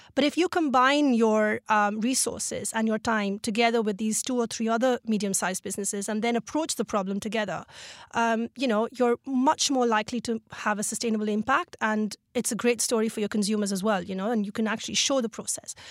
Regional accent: Mumbai, Maharashtra, India; Mumbai is, uh, well, it's dear to my heart and it is sort of, uh, my home in my heart, literally. And, um, yes, it's, it's where I grew up.

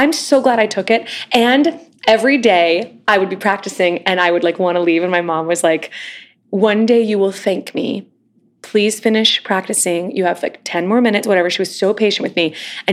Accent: United States; moved away as an adult; now in New York City, United States; growing up near Kansas City and now having family in Kansas City

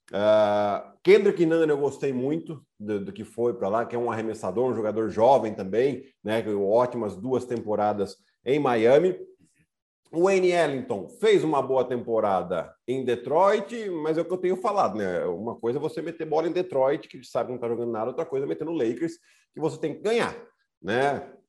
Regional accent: Piracicaba, São Paulo, Brazil; Eu cresci vendo ela jogar lá em Piracicaba também

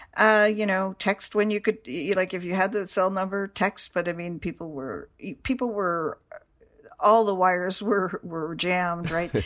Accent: Canada; moved away; I am from Canada

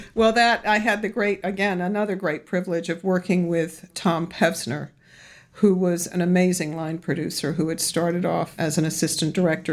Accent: London, United Kingdom; also born or lived in Los Angeles; I was born here in, in Los Angeles, but raised in London

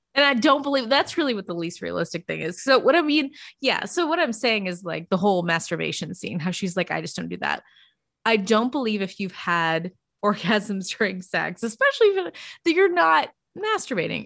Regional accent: Arkansas, United States; I'm from Arkansas

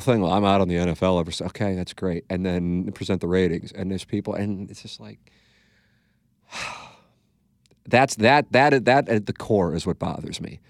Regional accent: St. Louis, Missouri, United States; It's my hometown

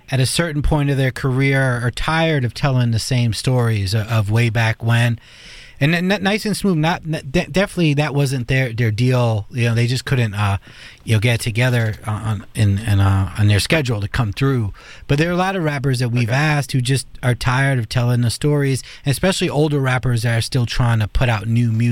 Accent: Los Angeles, California, United States; I'm from South Central.

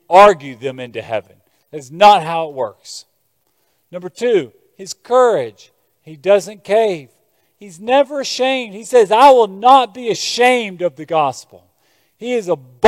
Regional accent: Lexington, Kentucky, United States; growing up in Lexington, small town Kentucky, Appalachia, coal mining villages

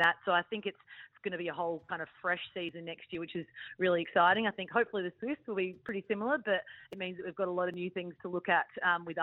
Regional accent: Adelaide, South Australia, Australia; moved away; I went back to Adelaide, actually, to visit the family because I'm from Adelaide

